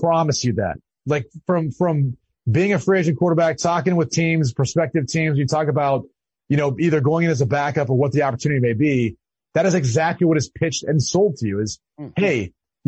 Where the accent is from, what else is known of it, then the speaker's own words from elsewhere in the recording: Midwest, United States; I grew up in the Midwest